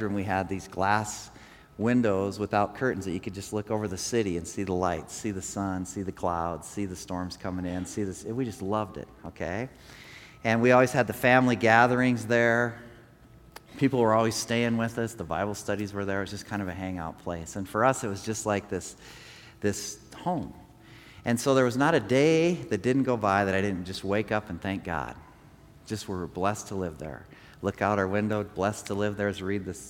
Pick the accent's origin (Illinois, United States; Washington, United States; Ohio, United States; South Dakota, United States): South Dakota, United States; Rapid City; I grew up here in Rapid City